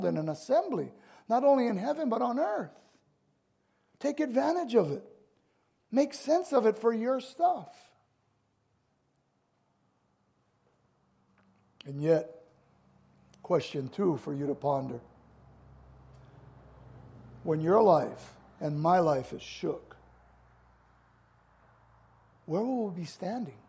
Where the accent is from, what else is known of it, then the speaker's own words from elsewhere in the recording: United States; I'm an American